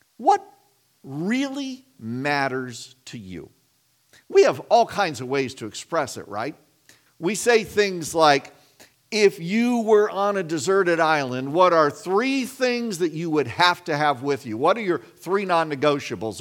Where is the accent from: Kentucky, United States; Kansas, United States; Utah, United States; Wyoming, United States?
Kansas, United States; I grew up in Kansas